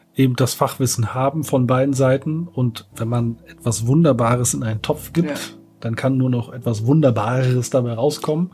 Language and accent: German; Berlin, Germany; ich komme aus Berlin, bin hier geboren